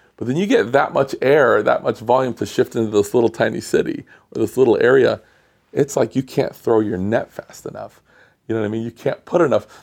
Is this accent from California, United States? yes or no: yes; Los Angeles, California, United States; I'm from Los Angeles, it's so spread out